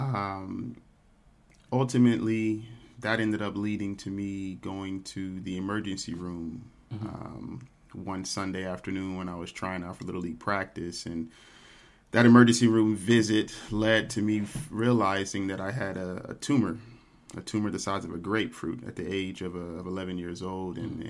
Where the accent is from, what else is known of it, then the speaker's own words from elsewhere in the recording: Dallas, Texas, United States; I grew up here in Dallas, Texas